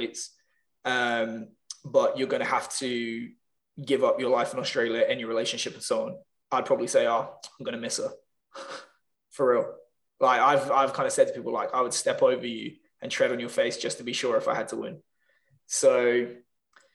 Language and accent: English; Northampton, East Midlands, United Kingdom; moved away as an adult; also born or lived in London; my hometown, Northampton